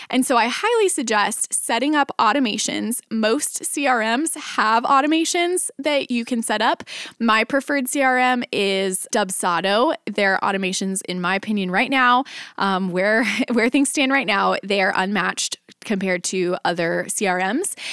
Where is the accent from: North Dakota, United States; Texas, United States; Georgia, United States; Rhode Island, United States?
Texas, United States; Dallas; now in Nashville, United States; I grew up, I was born and raised in Dallas, and ended up moving from Dallas to Nashville